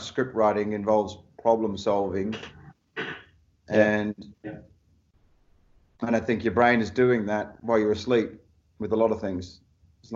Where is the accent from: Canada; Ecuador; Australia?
Australia; Perth, Western Australia; my hometown of Perth